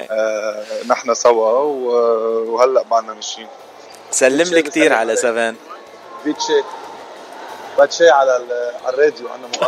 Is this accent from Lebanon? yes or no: yes; Lebanon; ببعث لك اياها انا من لبنان